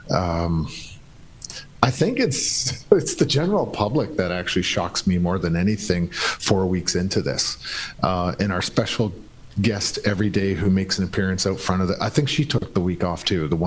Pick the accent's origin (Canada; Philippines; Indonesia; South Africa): Canada; his presence was really irrelevant to me as a Canadian.